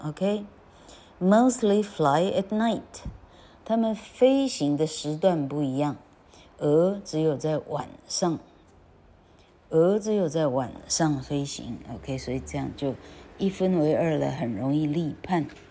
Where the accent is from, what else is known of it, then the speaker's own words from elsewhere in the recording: Taiwan; 我们台湾人